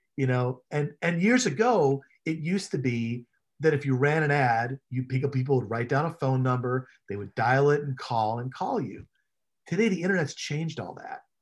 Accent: Chicago, Illinois, United States; I grew up in Chicago

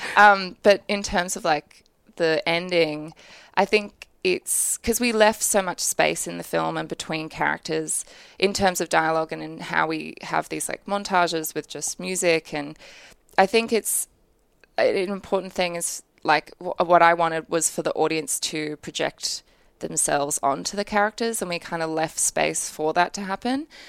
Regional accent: Brisbane, Queensland, Australia; I grew up in Brisbane

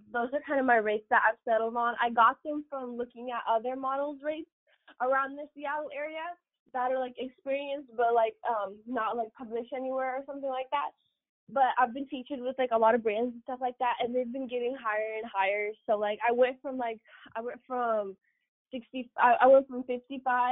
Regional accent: Ukraine; moved away; back to Ukraine. Because, like, I was raised there. Like, that's just my home country

